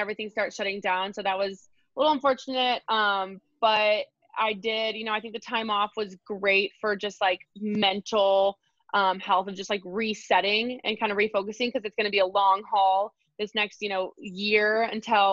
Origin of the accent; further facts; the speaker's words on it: Lubbock, Texas, United States; moved away; I went back to Lubbock, which is my hometown